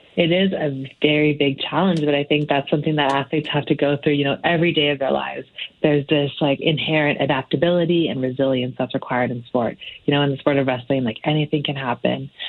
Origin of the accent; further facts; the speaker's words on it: Canada; to be a young woman growing up in Canada